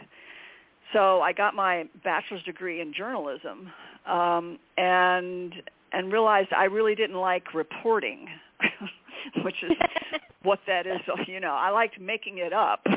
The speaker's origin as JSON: {"language": "English", "town": "El Paso", "region": "Texas", "country": "United States", "tie": "born or raised there", "said": "I'm growing up in El Paso, Texas"}